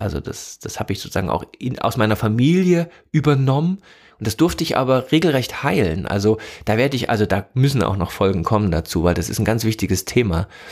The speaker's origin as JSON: {"language": "German", "region": "East Germany", "country": "Germany", "tie": "born or raised there", "said": "Ich komme also komme aus der DDR, ne, bin da aufgewachsen"}